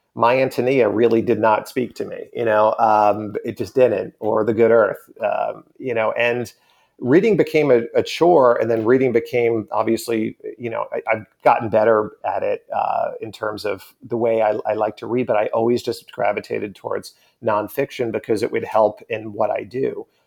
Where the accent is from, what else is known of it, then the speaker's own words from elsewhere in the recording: Long Island, New York, United States; growing up on Long Island